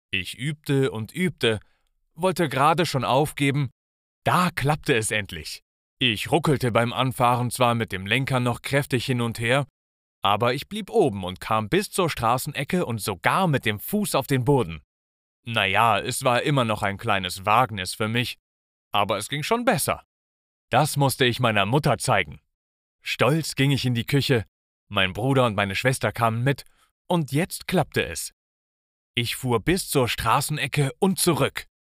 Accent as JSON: {"language": "German", "town": "Münster", "region": "North Rhine-Westphalia", "country": "Germany", "tie": "born or raised there", "said": "Ich bin in Münster aufgewachsen und in Münster, da muss jedes Kind einfach Fahrrad fahren können."}